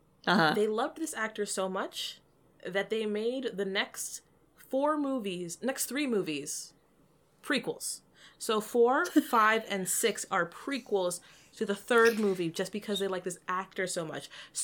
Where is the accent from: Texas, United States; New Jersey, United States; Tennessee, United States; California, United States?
Texas, United States; Listen, I'm from Texas.